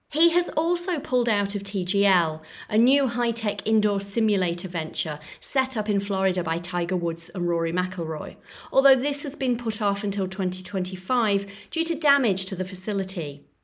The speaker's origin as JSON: {"language": "English", "town": "Florence", "region": "Tuscany", "country": "Italy", "tie": "born or raised there", "said": "Starbucks had recently popped up in my hometown of Florence"}